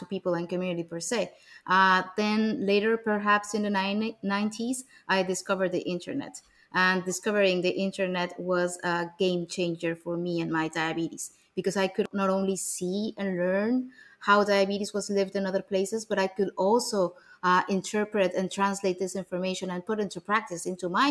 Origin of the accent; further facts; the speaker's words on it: Mexico City, Mexico; English is a second language; I was born and raised in Mexico City